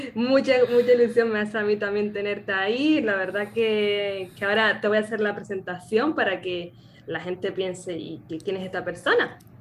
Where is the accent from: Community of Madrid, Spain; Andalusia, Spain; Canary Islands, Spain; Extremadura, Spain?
Canary Islands, Spain; nacida en Canarias